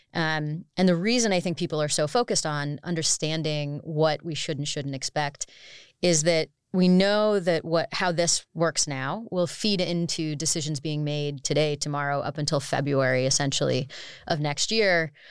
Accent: United States; as an American

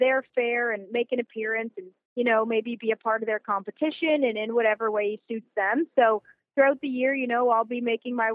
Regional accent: Sutton, Ontario, Canada; the pride in me that comes out saying Sutton is just huge.

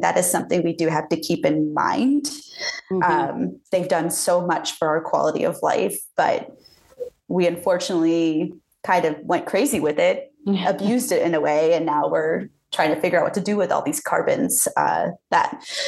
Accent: just outside of Jacksonville, Florida, United States; moved away as an adult; also born or lived in West Coast; now in Colorado, United States; I grew up just outside of Jacksonville, Florida, and I went to school at Florida State, and I am a Floridian.

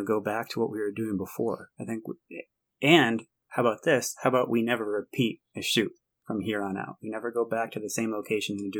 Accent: Michigan, United States; moved away as an adult; now in Colorado, United States; growing up in Michigan

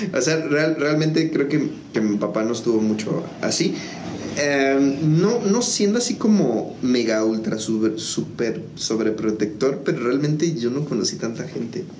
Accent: San Juan del Río, Querétaro, Mexico; yo soy originario de, aquí de la ciudad de San Juan del Río. Este, prácticamente toda mi vida he estado, o sea, toda mi vida la he vivido aquí

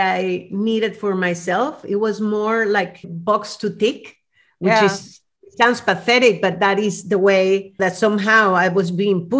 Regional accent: Venezuela; moved away; growing up in Venezuela

